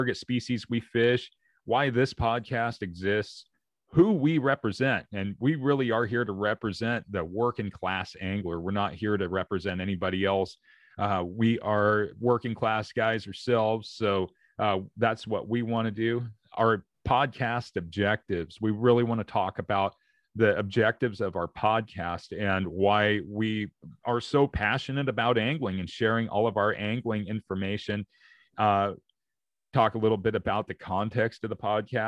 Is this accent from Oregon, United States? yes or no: yes; Oregon, United States; I'm from Oregon. So here in the Pacific Northwest